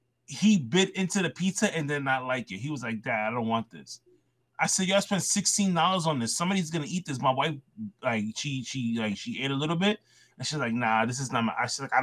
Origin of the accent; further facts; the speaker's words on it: New York City, New York, United States; now in Brooklyn, United States; I grew up in the Bronx my whole life, right? All the way until I met my wife. She stayed in the Bronx living with me for like a good while until we found a place in Brooklyn.